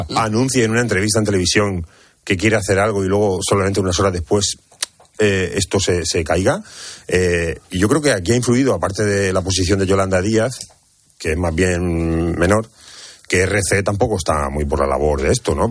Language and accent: Spanish; Cartagena, Region of Murcia, Spain; yo que soy de Cartagena, que, que vivo en el epicentro de la huerta de Europa